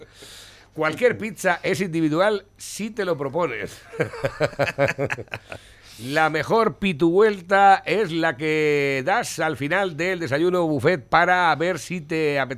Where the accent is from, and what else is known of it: Venezuela